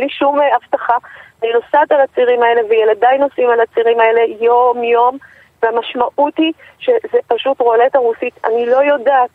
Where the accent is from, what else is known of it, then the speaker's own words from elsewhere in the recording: Jerusalem, Jerusalem District, Israel; moved away; אני גדלתי בירושלים.